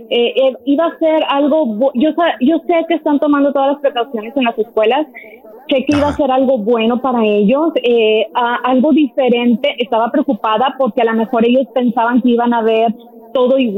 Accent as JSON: {"language": "Spanish", "region": "Veracruz", "country": "Mexico", "moved": "yes", "lives_now": "Georgia, United States", "said": "Yo soy de Veracruz, de mi a Veracruz."}